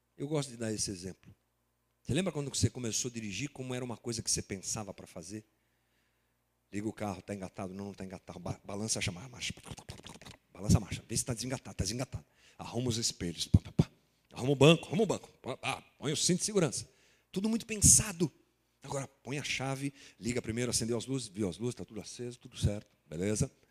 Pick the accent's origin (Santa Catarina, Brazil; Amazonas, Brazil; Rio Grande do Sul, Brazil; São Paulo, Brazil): São Paulo, Brazil; Guarulhos; como brasileiros, como guarulhenses, como nascidos aqui no século 21